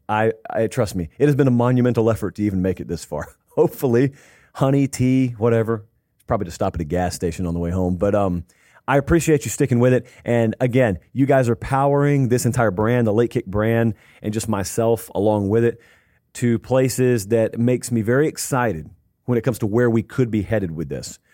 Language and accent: English; the South, United States; growing up in the South